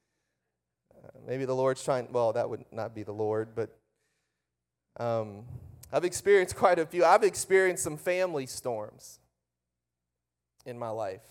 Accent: Breaux Bridge, Louisiana, United States; I was born and raised. My father pastored a church outside of Lafayette, Louisiana, which is called Brobridge.

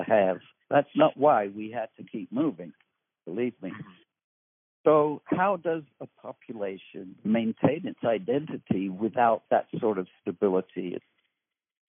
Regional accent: United Kingdom; I was born in Britain

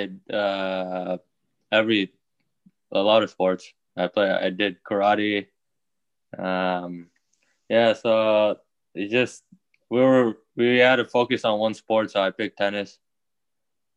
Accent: Houston, Texas, United States; I'm from Houston, Texas.

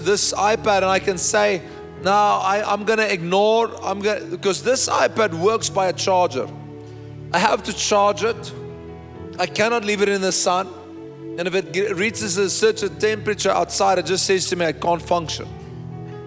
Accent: Bloemfontein, Free State, South Africa; I was born in Bloemfontein

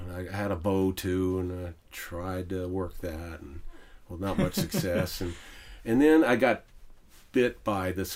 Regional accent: Memphis, Tennessee, United States; now in Huntsville, United States; I've lived here in Huntsville for 30 years. I was born in Memphis, Tennessee

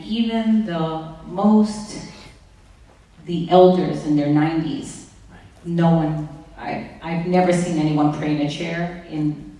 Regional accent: East Coast, United States; I mean, I'm from the East Coast.

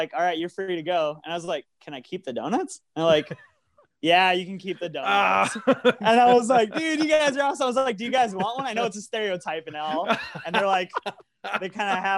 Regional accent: South Dakota, United States; We're a band from South Dakota

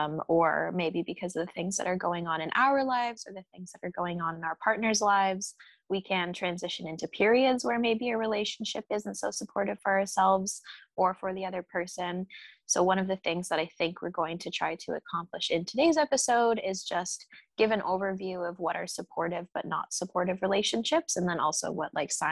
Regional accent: Aurora, Colorado, United States; moved away; When I go back to Aurora, Colorado

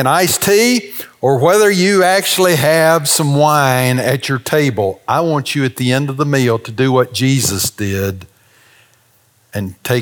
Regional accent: the South, United States; We're from the South

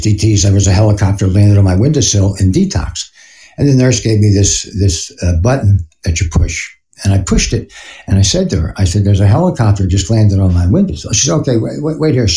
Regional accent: Philadelphia, Pennsylvania, United States; moved away; I'm from Philly

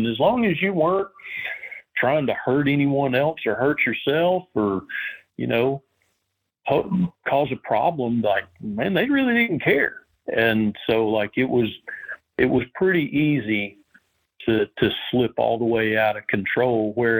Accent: Tennessee, United States; also born or lived in Western North Carolina, United States; growing up in Southern Appalachia and East Tennessee and Western North Carolina and those mountains.

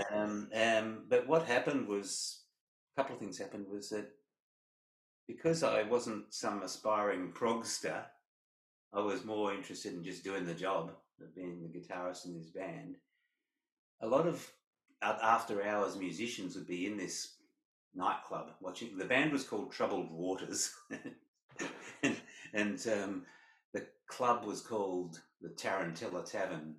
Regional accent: Perth, Western Australia, Australia; growing up in Perth

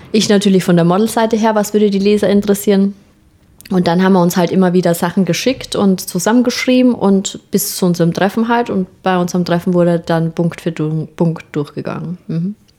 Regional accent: Austria; accent: leicht österreichischer Akzent; Habe ich natürlich als Österreicherin mit meinem perfekten Hochdeutsch

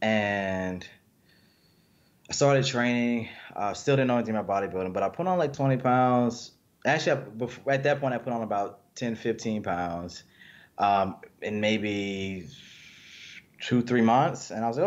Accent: Mobile, Alabama, United States; also born or lived in Beatrice, Alabama; My younger years were mostly spent in Mobile, Alabama

